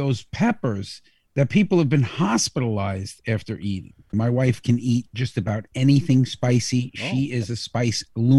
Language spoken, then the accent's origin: English; United States; I'm American